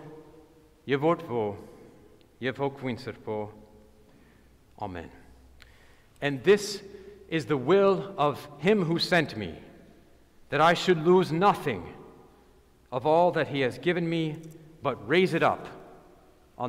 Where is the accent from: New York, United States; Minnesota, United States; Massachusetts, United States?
Massachusetts, United States; Boston; I am from Boston